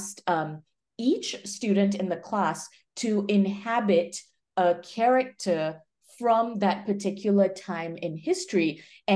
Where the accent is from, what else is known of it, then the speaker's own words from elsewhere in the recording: Malaysia; moved away as an adult; also born or lived in Minnesota, United States / Michigan, United States; now in Bay Area, United States; I'm originally from Malaysia, moved to the US for college